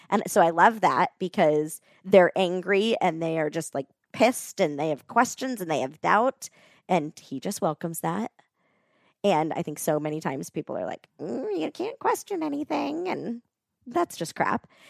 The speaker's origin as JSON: {"language": "English", "region": "Florida", "country": "United States", "tie": "born or raised there", "also_born_or_lived": "West Palm Beach, Florida", "moved": "as an adult", "lives_now": "Colorado Springs, United States", "said": "I grew up in Florida"}